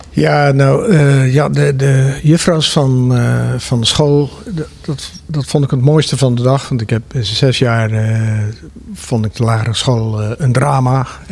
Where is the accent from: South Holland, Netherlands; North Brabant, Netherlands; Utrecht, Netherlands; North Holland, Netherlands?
South Holland, Netherlands; Zwijndrecht; moved away; ik kom zelf uit Zwijndrecht, daar ben ik geboren.